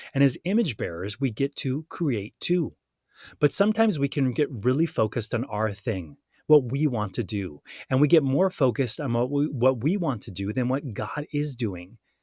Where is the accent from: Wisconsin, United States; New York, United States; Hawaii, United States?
Hawaii, United States; also born or lived in San Diego, California; I was born in San Diego, California, and we moved to Hawaii when I was five years old